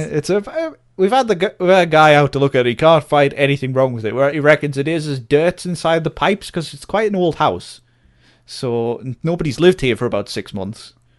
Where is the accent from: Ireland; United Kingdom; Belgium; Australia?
United Kingdom; as a British person